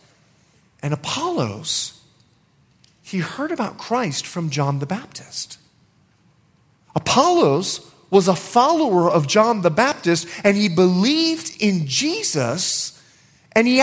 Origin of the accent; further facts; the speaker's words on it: Bahamas; I'm from the Bahamas